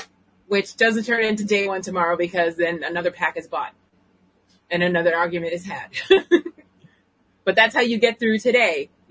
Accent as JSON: {"language": "English", "region": "New England", "country": "United States", "said": "I'm from New England. We merge. We're too lazy to say the whole word."}